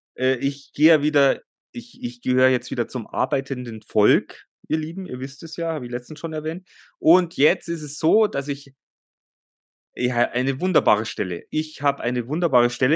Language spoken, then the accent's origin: German; Germany; bei uns in Deutschland